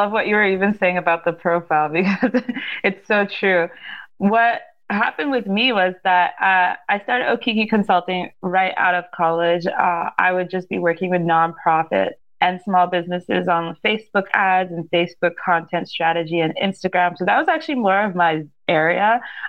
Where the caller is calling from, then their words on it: Saskatchewan, Canada; I am coming from Saskatchewan, so we're right in the middle of Canada.